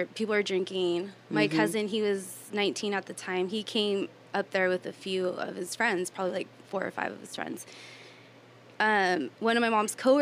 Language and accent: English; Escondido, California, United States; also born or lived in Indio, California; I'm born and raised in Escondido, California